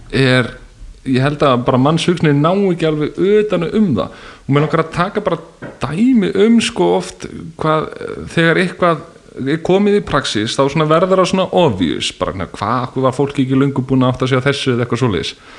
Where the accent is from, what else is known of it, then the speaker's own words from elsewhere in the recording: Bolungarvík, Westfjords, Iceland; Bólungavík, þar sem ég, ég var um frá